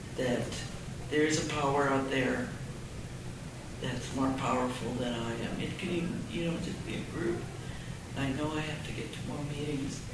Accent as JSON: {"language": "English", "country": "Canada", "tie": "born or raised there", "moved": "yes", "lives_now": "United States", "said": "I grew up in Canada"}